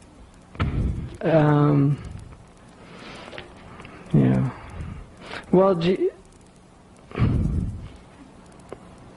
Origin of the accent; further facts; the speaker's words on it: United States; I'm an American